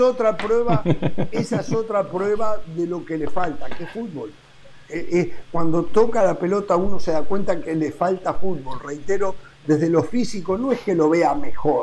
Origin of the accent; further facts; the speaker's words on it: Uruguay; moved away; como uruguayo